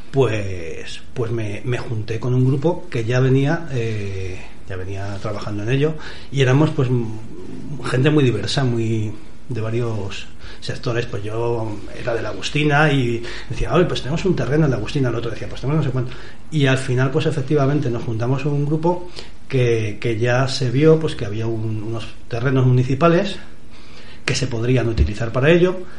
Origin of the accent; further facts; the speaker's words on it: Madrid, Community of Madrid, Spain; Yo soy un vecino relativamente nuevo, vengo de Madrid, vine en el 2015